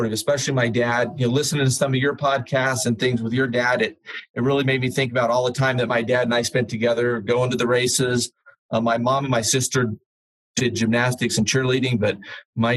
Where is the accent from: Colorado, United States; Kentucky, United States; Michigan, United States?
Colorado, United States; Colorado Springs; Colorado Springs, which was my hometown